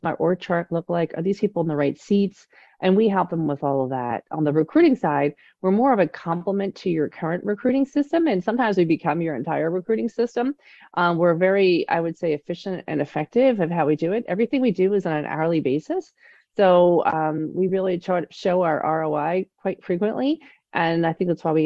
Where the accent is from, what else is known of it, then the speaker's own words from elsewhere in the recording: Delaware County, Pennsylvania, United States; I grew up in Delco